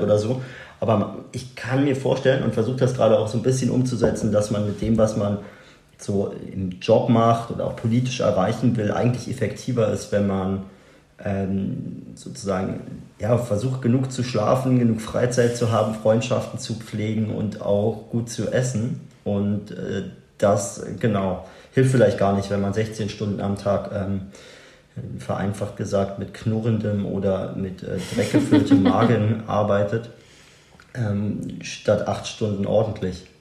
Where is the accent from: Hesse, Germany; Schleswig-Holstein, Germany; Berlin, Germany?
Berlin, Germany; also born or lived in Neubrandenburg, Mecklenburg-Vorpommern; dann sind wir irgendwie nach Berlin gezogen